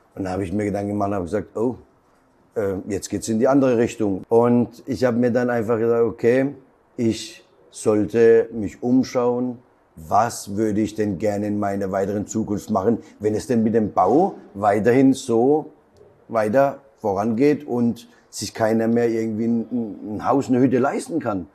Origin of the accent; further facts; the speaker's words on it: Zwickau, Saxony, Germany; moved away; ich komme ja ursprünglich aus Zwickau